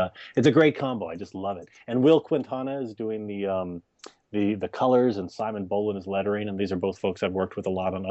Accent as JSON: {"language": "English", "region": "Texas", "country": "United States", "tie": "born or raised there", "said": "I grew up in Texas"}